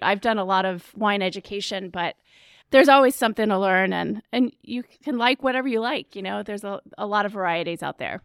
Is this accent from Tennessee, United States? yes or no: no; Charlotte, North Carolina, United States; also born or lived in New York City; I was born in Charlotte.